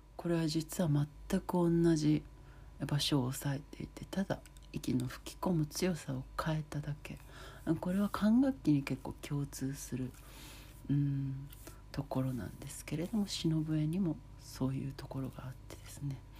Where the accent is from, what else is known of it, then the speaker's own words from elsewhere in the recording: Hamamatsu, Shizuoka, Japan; あの静岡県のね浜松市の細井町というもうとってもローカルな場所なんですけれどもとっても自然もあり食べ物もいろいろありそしてお祭りがあるというとてもいい場所なのでそんな素敵な私の地元